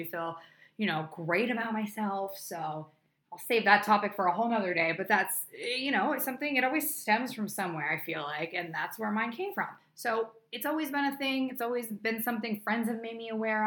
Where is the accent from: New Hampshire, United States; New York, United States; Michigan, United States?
New Hampshire, United States; moved away as an adult; now in Los Angeles, United States; I was literally known as the runner in my hometown back in New Hampshire